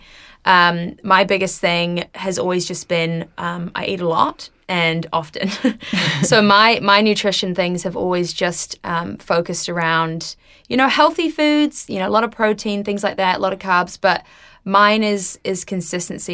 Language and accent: English; Wellington, New Zealand; moved away; also born or lived in United States; I'm originally from Wellington